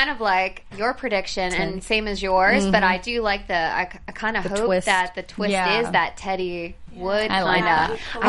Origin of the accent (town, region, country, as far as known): Ocean City, Maryland, United States; born or raised there; moved away